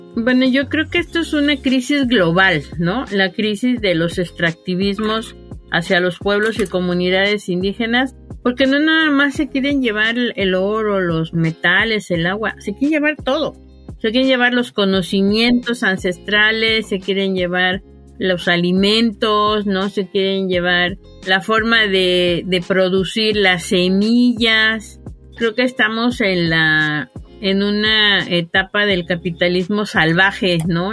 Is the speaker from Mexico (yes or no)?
yes; Veracruz, Mexico; moved away as an adult; yo soy originaria del estado de Veracruz, pero la vida me trajo aquí a la sierra